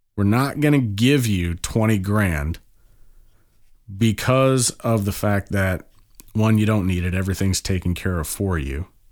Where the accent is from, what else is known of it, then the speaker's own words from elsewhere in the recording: Kansas, United States; moved away; I'm from Kansas originally.